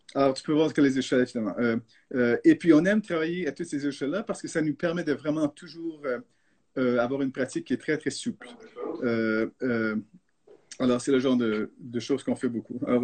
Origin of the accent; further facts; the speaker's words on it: Canada; first language French; now in San Francisco, United States; je suis canadien d'origine et puis le français c'est ma langue maternelle